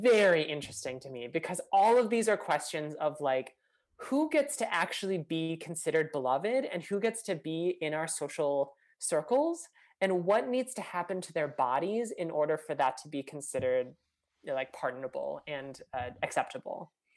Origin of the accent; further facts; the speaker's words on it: Minnesota, United States; growing up in Minnesota